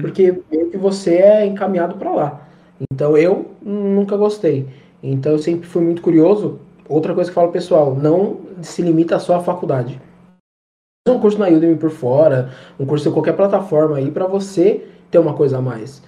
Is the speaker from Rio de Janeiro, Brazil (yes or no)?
no; São Paulo, Brazil; eu sou de São Paulo, é, na região de Pirituba